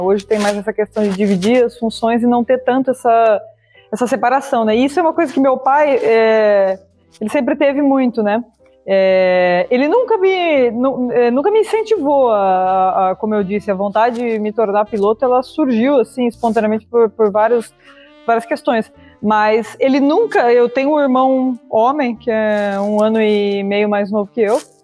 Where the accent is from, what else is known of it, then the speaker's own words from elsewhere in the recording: Itápolis, São Paulo, Brazil; moved away as an adult; also born or lived in Hong Kong; now in Abu Dhabi, United Arab Emirates; eu sou natural do interior de São Paulo, de Itápolis